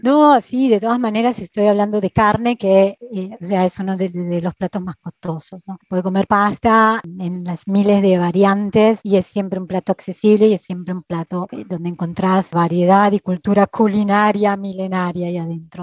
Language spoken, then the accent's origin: Spanish; Argentina; now in Milan, Italy; como argentinos